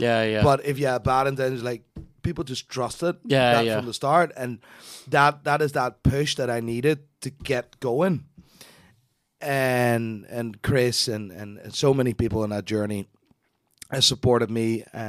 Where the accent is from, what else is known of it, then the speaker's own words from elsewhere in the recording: Amsterdam, North Holland, Netherlands; English is a second language; now in Belfast, United Kingdom; Born and raised in Amsterdam.